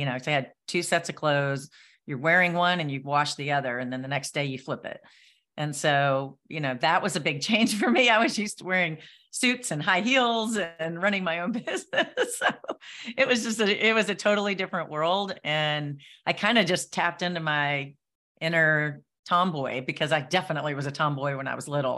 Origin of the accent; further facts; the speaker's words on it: Nashville, Tennessee, United States; I'm from Nashville